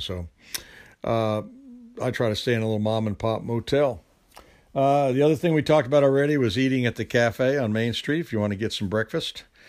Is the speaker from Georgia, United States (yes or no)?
yes; Georgia, United States; from Georgia